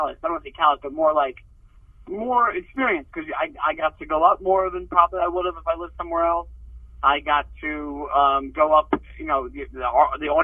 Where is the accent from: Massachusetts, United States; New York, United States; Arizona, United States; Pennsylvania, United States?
New York, United States; Long Island; also born or lived in Brooklyn, New York / Sunnyside, Queens; I grew up in Long Island, like right on the border of Queens and Nassau County